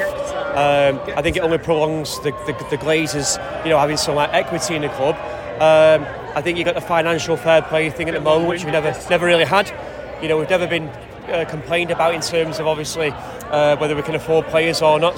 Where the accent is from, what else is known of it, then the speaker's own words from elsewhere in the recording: Sale, North West England, United Kingdom; moved away as an adult; also born or lived in Los Angeles / Las Vegas; now in New York, United States; I'm from Manchester, I'm from Sale originally, uh, but I've been over in America for 24 years, in New York for 15 of them.